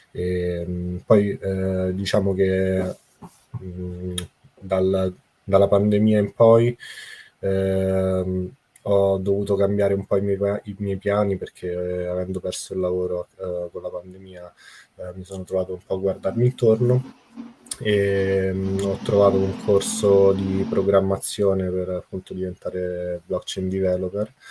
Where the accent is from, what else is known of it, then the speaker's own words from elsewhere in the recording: Rome, Lazio, Italy; born there; mi presento … sono nato a Roma 31 anni fa